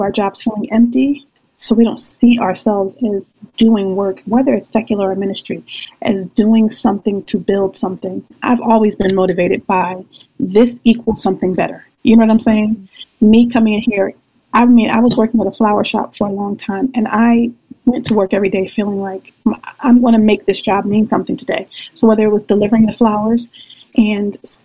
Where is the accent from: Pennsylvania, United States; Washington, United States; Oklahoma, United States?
Pennsylvania, United States; Philadelphia; I'm from the Philadelphia, the inner city, from a depressed community.